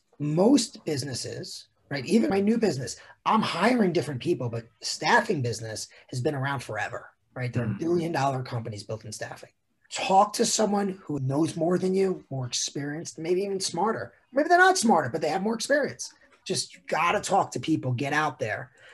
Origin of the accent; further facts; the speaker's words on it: New York, United States; growing up in New York